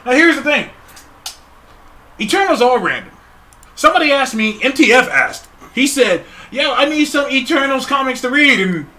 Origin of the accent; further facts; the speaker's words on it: Sacramento, California, United States; we're both from Sacramento, California.